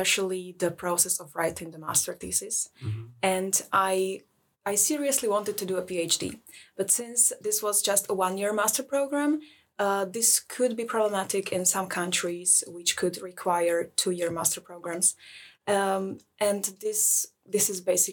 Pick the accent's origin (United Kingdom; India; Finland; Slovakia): Slovakia; moved away as an adult; now in Lund, Sweden; I'm from Slovakia